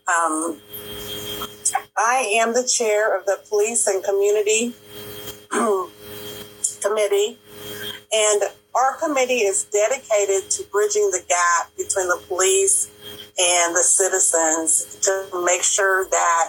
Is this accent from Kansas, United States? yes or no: yes; Topeka, Kansas, United States; I was born and raised in Topeka